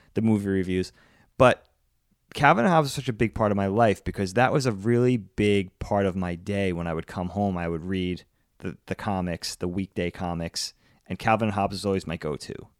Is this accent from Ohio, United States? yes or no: no; Long Island, New York, United States; the newspaper we got growing up on Long Island was New York's Newsday